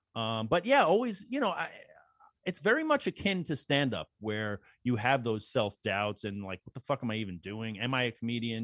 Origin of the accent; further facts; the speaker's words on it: New York City, New York, United States; where I grew up in Belrose